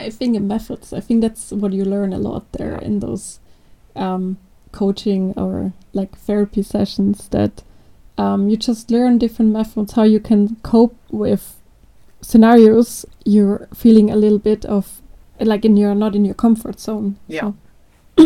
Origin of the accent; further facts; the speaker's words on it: Austria; English is a second language; I'm also from Austria.